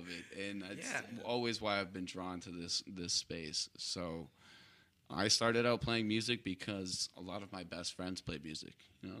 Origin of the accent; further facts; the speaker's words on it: Scituate, Massachusetts, United States; Scituate, Mass.